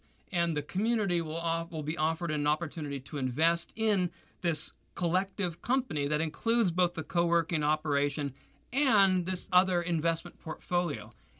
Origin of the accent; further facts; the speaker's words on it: Taiwan; My parents went to Taiwan after the Communist Revolution. So that's why I was born and raised in Taiwan.